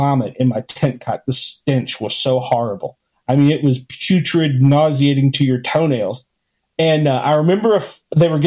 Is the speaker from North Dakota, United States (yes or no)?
no; Washington, District of Columbia, United States; I grew up in Washington, D.C.